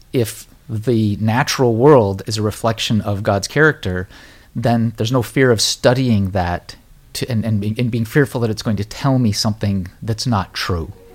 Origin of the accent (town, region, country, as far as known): United States; born or raised there